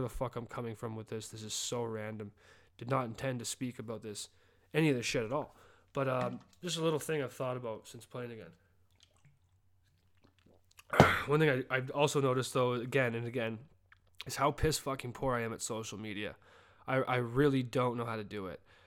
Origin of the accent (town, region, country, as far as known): Calgary, Alberta, Canada; born or raised there; moved away as an adult; now in Birmingham, United States